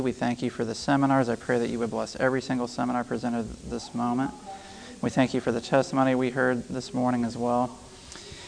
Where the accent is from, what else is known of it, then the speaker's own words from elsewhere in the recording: Middle Tennessee, United States; also born or lived in Loma Linda, California / Trinidad; I grew up in Middle Tennessee, so I've come back home